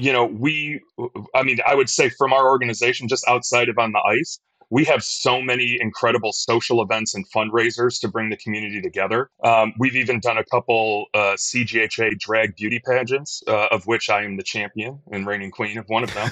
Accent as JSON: {"language": "English", "town": "Detroit", "region": "Michigan", "country": "United States", "tie": "born or raised there", "moved": "yes", "lives_now": "Chicago, United States", "said": "I grew up in Detroit"}